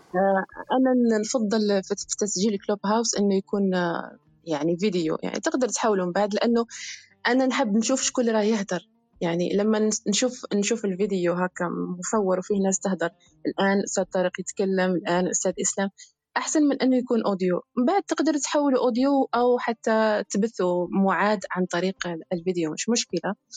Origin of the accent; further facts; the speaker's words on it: Béchar Province, Algeria; مش متندوف من ولايه بشار